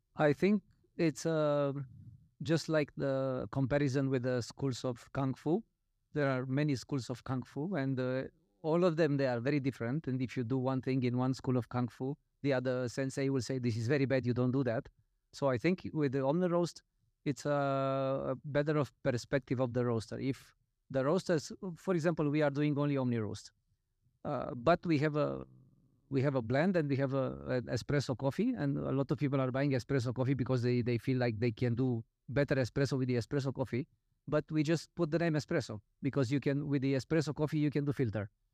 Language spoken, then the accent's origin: English; Romania; I'm coming from Romania